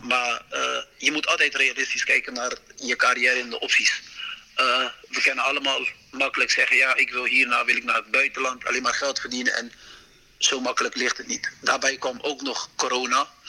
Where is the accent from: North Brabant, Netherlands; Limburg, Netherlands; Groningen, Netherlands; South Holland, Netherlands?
South Holland, Netherlands; Rotterdam; ik kom natuurlijk uit Rotterdam